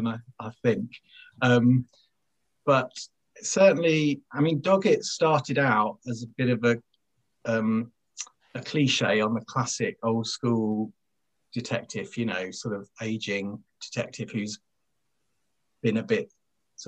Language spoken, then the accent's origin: English; west of London, South East England, United Kingdom; moved away as an adult; also born or lived in Essex; now in Sheffield, United Kingdom; I was born there, but I didn't live there very long. I kind of grew up west of London.